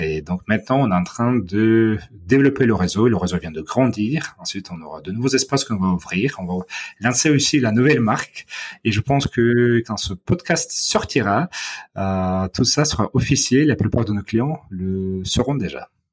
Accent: Odesa, Odesa Oblast, Ukraine; French is a second language; moved away as an adult; also born or lived in Moscow, Russia / United States; now in Paris, France; dans ma ville natale d'Odessa

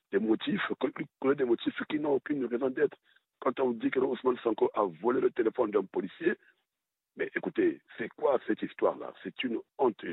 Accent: Republic of the Congo; chez moi au Congo-Brazzaville, depuis que mon pays existe

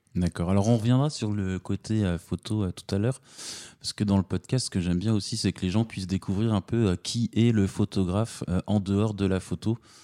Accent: Strasbourg, Grand Est, France; moved away; also born or lived in south of France; j'enregistre à Strasbourg dans ma ville natale qui me manque tellement depuis le sud de la France

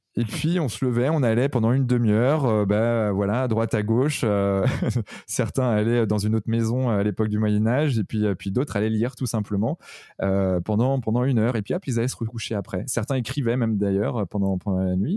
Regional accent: Redon, Brittany, France; je suis né à Redon

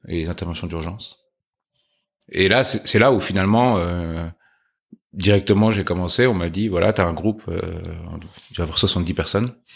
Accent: Chatou, Île-de-France, France; Alors, moi, j'ai grandi en région parisienne.

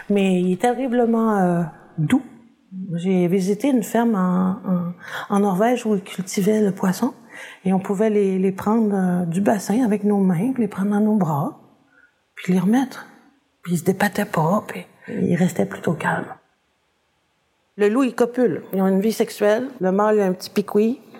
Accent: Chicoutimi, Quebec, Canada; born there; also born or lived in North Africa; Je suis née à Chicoutimi, il y avait le fjord du Saguenay. Ensuite, euh, j'ai habité l'Afrique du Nord, on restait proche de la mer, sur une plage, c'est quand même pas rien.

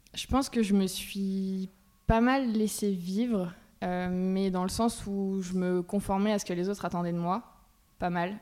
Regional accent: Bergerac, Nouvelle-Aquitaine, France; je viens de Bergerac, dans le sud-ouest

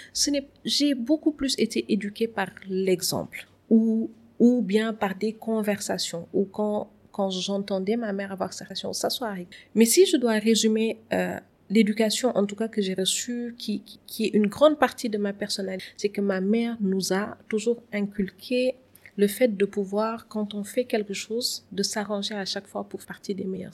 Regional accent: Saint-Louis, Senegal; moved away as an adult; now in Dakar, Senegal; je suis née et j'ai grandi à Saint-Louis où j'ai fait euh, toutes mes études. Et c'est après le bac que je suis venue à Dakar.

